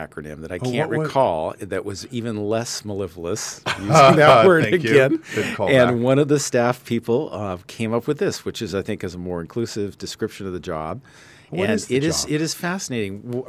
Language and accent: English; Santa Barbara, California, United States; also born or lived in Fullerton; I actually grew up here in Santa Barbara.